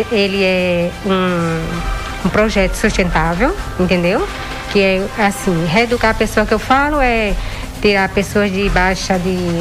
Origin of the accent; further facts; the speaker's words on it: Rio Largo, Alagoas, Brazil; moved away as an adult; now in Santa Cruz do Capibaribe, Brazil; Sou de Alagoas